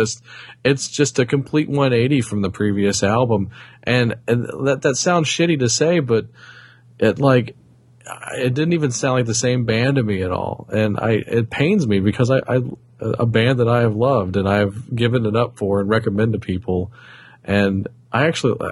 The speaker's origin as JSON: {"language": "English", "region": "the South", "country": "United States", "said": "I'm from the South"}